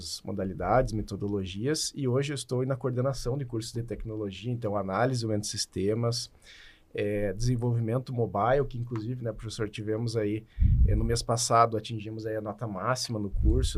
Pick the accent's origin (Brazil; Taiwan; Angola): Brazil; Gaúcho, Rio Grande do Sul; eu sou gaúcho